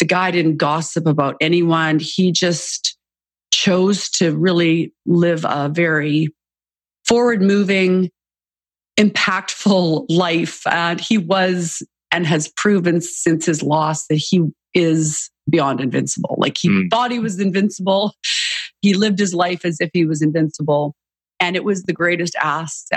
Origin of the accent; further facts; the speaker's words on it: Canada; moved away; I'm originally Canadian and grew up in Canada